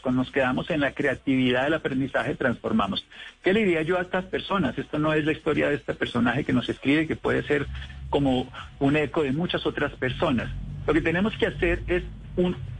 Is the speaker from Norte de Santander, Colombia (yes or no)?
no; Armero, Tolima, Colombia; Yo soy de Armero Tolima.